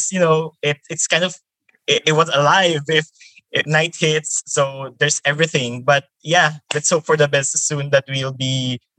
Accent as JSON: {"language": "English", "town": "Taguig", "region": "Metro Manila", "country": "Philippines", "said": "I came from the Philippines and I came from the city called Taguig. So it's part of the National Capital Regions."}